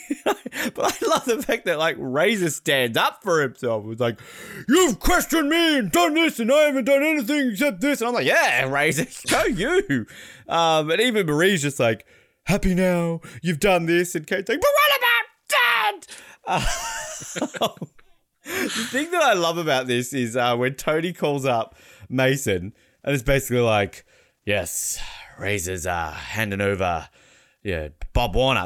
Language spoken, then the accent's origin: English; Australia; now in United States; as an Australian